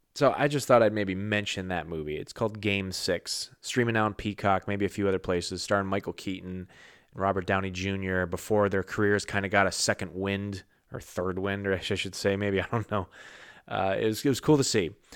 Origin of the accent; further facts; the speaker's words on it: New England, United States; I'm not from New York. I'm not a New Yorker. Never got a chance to be a New Yorker. Uh, I, am from New England